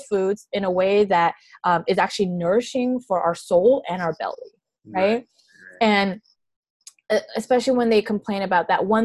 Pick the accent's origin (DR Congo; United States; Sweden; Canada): United States; Alameda, California; also born or lived in Oakland; I grew up in Alameda.